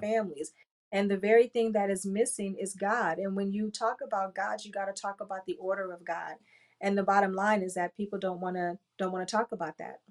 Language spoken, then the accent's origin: English; Compton, California, United States; I grew up in Compton